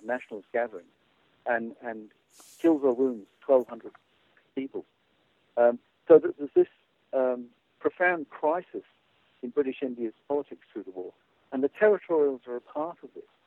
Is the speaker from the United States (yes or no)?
no; Australia; I'm an Australian military historian